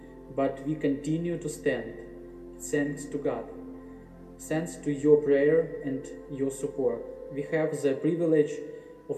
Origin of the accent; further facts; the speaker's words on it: Ukraine; we are recording this from Ukraine.